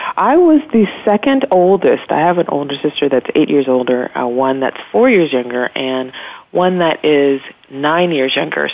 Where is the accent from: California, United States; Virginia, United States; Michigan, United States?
California, United States; Los Angeles; I grew up in South Central Los Angeles